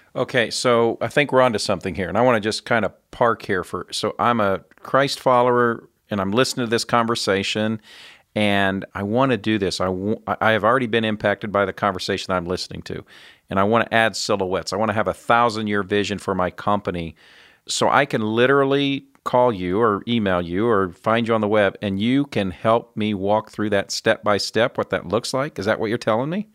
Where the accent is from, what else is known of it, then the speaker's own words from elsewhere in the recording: central Indiana, United States; I'm a Midwest boy. I grew up on a farm in central Indiana